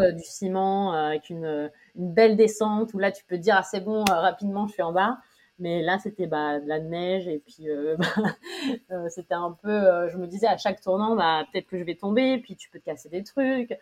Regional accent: Amiens, Hauts-de-France, France; also born or lived in Paris, France; now in New York, United States; je suis d'Amiens en Picardie en France

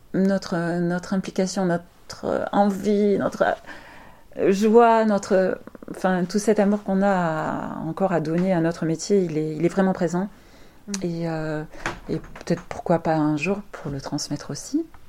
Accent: France; en tant que français

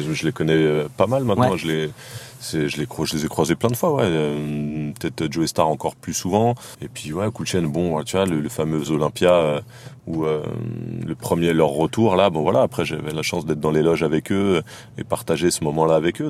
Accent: Saint-Denis, Île-de-France, France; je viens de Saint-Denis

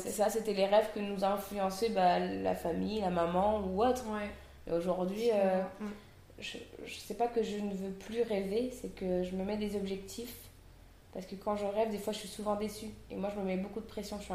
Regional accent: Réunion; native de La Réunion, je suis seconde cuisine dans l'un des meilleurs restos de l'île, la Caspité.

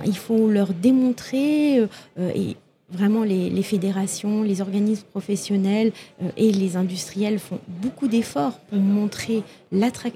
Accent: Toulouse, Occitania, France; je viens de Toulouse

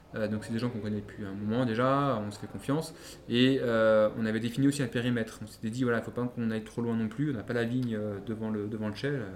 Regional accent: Lyon, Auvergne-Rhône-Alpes, France; en tant que Lyonnais, Lyonnais Pur Lyonnais

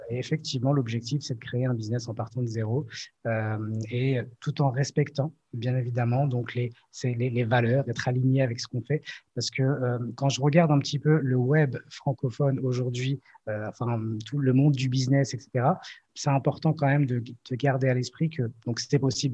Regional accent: Morocco; je suis marocain

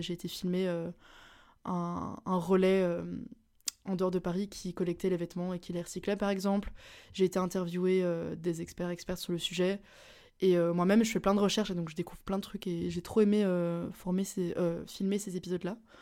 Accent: Belgium; je suis belge

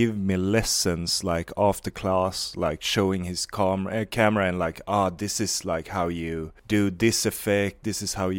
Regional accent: Varberg, Halland County, Sweden; English is a second language; I'm 29 years old, but I grew up in Varberg. It's called. It's like I was gonna say it's not famous for anything, but I don't know. Like it's like one of those towns in Sweden that just, you know, exists.

